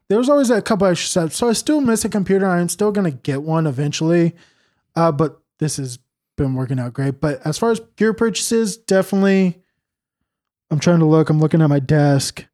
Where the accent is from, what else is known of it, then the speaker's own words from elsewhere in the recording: California, United States; I'm from Cal, or from California